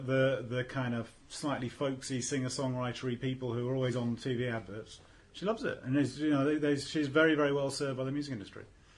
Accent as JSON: {"language": "English", "town": "Bristol", "region": "South West England", "country": "United Kingdom", "said": "No, I was from Bristol. I thought they were going to be huge as well."}